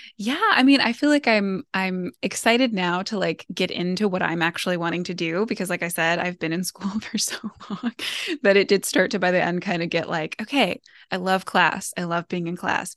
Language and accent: English; United States; as an American